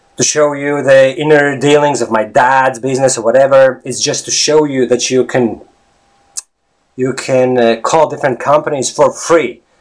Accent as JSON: {"language": "English", "country": "Latvia", "second_language": "English", "moved": "yes", "lives_now": "Ireland", "said": "I come from Latvia"}